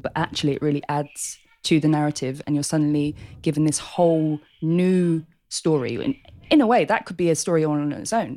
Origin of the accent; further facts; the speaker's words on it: London, United Kingdom; born and bred in Hackney.